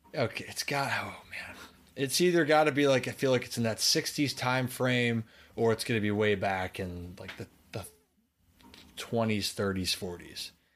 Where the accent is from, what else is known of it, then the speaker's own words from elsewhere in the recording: Maryland, United States; I'm from Maryland